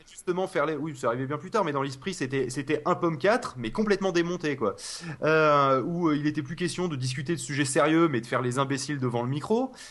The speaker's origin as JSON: {"language": "French", "town": "Toulouse", "region": "Occitania", "country": "France", "said": "je suis de Toulouse"}